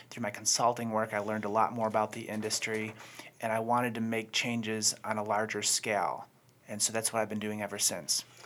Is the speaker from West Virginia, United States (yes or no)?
no; Buffalo, New York, United States; moved away as an adult; now in Charlotte, United States; I'm originally from Buffalo